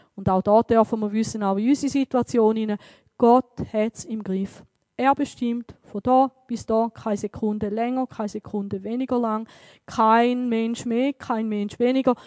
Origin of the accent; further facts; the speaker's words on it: Switzerland; bei uns in der Schweiz